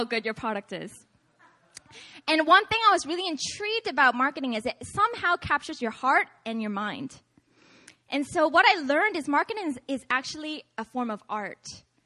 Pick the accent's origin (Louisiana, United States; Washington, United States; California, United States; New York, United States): Washington, United States; Seattle; moved away; I'm from originally Seattle, Washington.